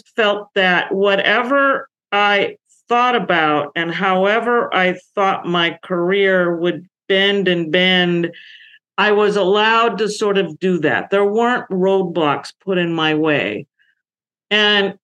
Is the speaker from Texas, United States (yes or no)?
no; San Francisco Bay Area, California, United States; I grew up in the 1960s in the San Francisco Bay Area, California